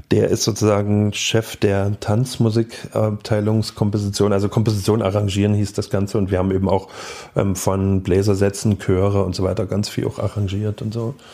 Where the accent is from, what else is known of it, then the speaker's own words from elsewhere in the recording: Dresden, Saxony, Germany; also born or lived in Leipzig; Davor Dresden und davor Leipzig. Leipzig Geburt bis 79 und dann eben Dresden Proles Neubaugebiet von 79